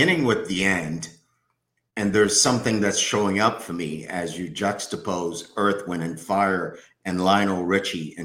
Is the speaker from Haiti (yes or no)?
yes; Haiti; So I'm from Haiti.